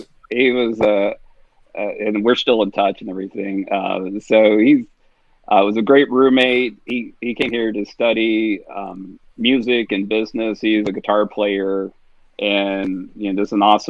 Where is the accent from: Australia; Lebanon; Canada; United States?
United States; Mobile, Alabama; also born or lived in Montgomery, Alabama / Tuscaloosa, Alabama; I'm from Mobile. I'm from the coast